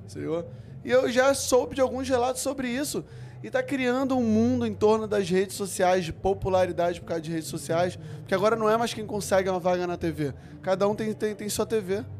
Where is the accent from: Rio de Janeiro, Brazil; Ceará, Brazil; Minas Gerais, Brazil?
Rio de Janeiro, Brazil; Eu fui criado na Curicica, eu tinha que pegar Kombi todo dia pra ir pra praia